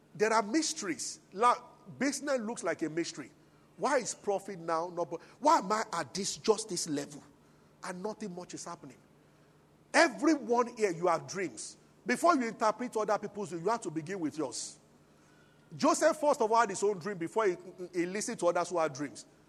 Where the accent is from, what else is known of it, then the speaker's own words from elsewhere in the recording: Abuja, Federal Capital Territory, Nigeria; now in Lagos, Nigeria; I grew up in Abuja